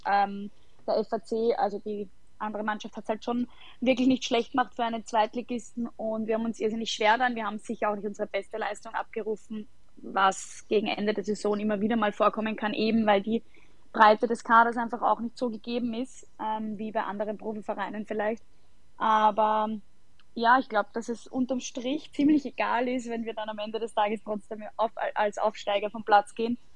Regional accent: Sollenau, Lower Austria, Austria; habe damals in meinem Heimatort äh, SC Sollenau begonnen

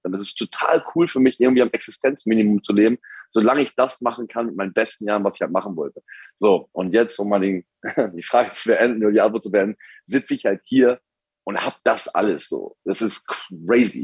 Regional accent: Hamburg, Germany; moved away as an adult; now in United States; ich komme aus Hamburg

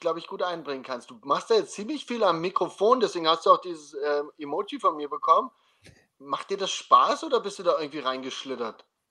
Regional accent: Germany; now in Austria; als gebürtiger Deutscher

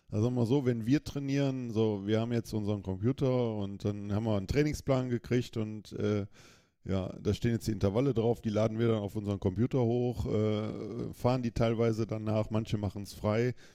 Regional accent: Düsseldorf, North Rhine-Westphalia, Germany; born there; ich komme gebürtig aus Düsseldorf, bin ich viel in der Stadt gefahren

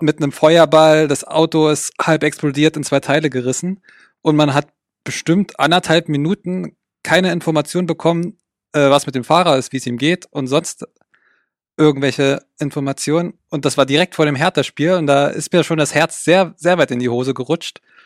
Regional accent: Brandenburg, Germany; now in Frankfurt, Germany; ich bin gebürtiger Brandenburger

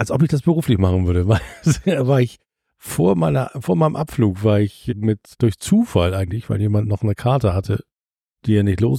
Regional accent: Hamburg, Germany; Leute, ich komme zwar aus St. Pauli, ich habe das nie, aber guckt doch mal auf die andere Seite.

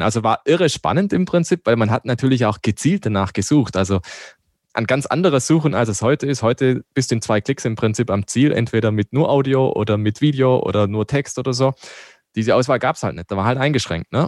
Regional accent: Black Forest, Baden-Württemberg, Germany; now in Landshut, Germany; Ich komme ja aus dem Schwarzwald.

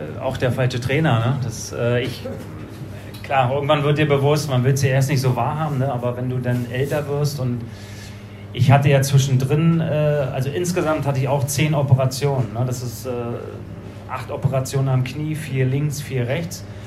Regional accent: Berlin, Germany; moved away; Also ich bin ja aus Berlin be-, gekommen

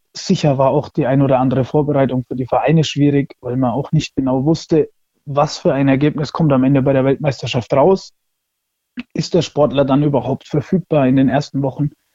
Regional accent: Würzburg, Bavaria, Germany; ich komme aus Würzburg und der Dörbach

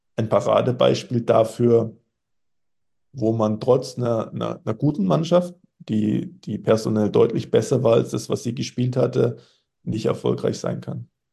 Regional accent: Germany; als Deutscher

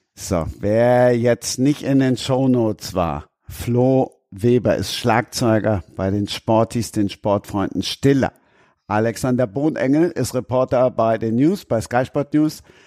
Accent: Rhineland, Germany; now in Munich, Germany; ich als Rheinländer

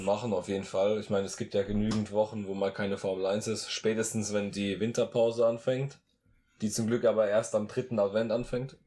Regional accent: Rhineland-Palatinate, Germany; der Akzent von uns, der ist manchmal so ein bisschen speziell

